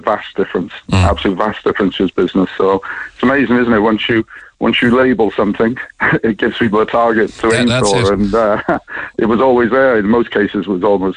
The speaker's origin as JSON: {"language": "English", "town": "Cardiff", "region": "Wales", "country": "United Kingdom", "moved": "yes", "lives_now": "Ireland", "said": "I'm from Cardiff originally"}